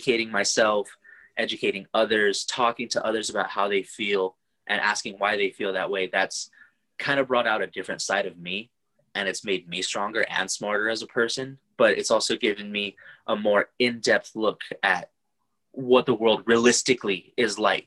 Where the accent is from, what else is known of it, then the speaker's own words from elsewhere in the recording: Oxnard, California, United States; moved away as an adult; Born and raised in Oxnard, California, but brought all over the world by US Army.